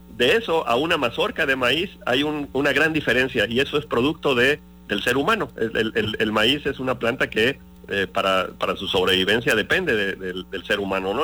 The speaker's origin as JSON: {"language": "Spanish", "town": "Cosamaloapan", "region": "Veracruz", "country": "Mexico", "tie": "born or raised there", "said": "yo, soy originario de Cosamaloapan, de Carpio."}